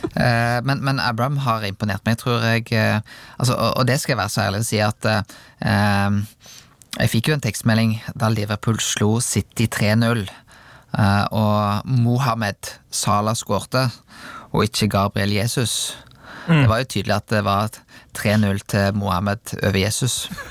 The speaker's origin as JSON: {"language": "Norwegian", "town": "Rubbestadneset", "region": "Vestland", "country": "Norway", "tie": "born or raised there", "said": "jeg vokste opp på Rubbestadneset"}